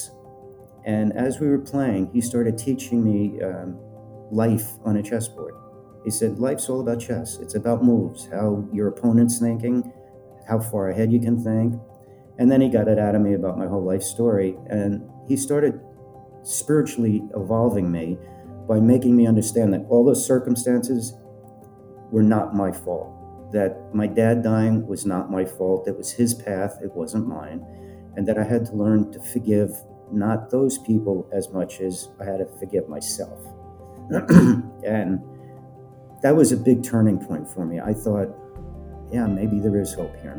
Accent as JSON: {"language": "English", "region": "Colorado", "country": "United States", "also_born_or_lived": "Los Angeles", "moved": "as an adult", "said": "I'm from Colorado."}